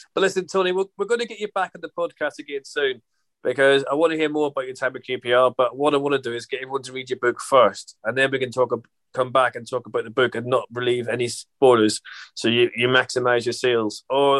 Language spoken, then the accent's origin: English; Ireland; I can say it because I'm Irish